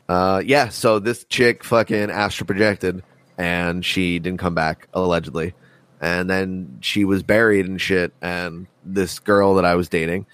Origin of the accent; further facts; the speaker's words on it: United States; I'm born American.